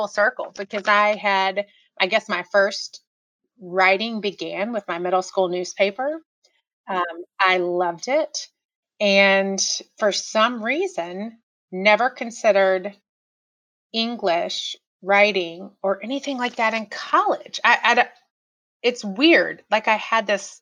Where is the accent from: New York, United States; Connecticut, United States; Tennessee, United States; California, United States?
Tennessee, United States; Knoxville; moved away as an adult; also born or lived in Manhattan; I actually grew up in Knoxville, Tennessee